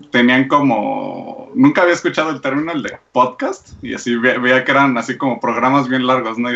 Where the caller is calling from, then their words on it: Mexico City, Mexico; De, de aquí de México